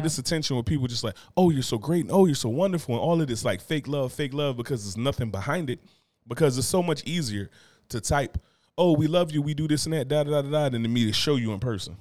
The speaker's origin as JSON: {"language": "English", "town": "Newark", "region": "New Jersey", "country": "United States", "said": "I'm from Newark, you know what I'm saying? I'm from Brick City"}